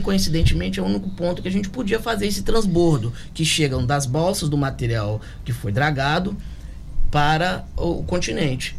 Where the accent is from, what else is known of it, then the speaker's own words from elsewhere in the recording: Volta Redonda, Rio de Janeiro, Brazil; moved away as an adult; now in Angra dos Reis, Brazil; Eu sou de Volta Redonda, é, estou aqui no município desde 2007